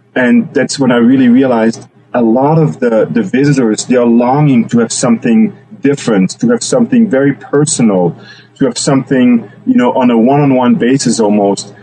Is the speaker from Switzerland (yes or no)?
yes; Switzerland; now in Juneau, United States; I grew up in Switzerland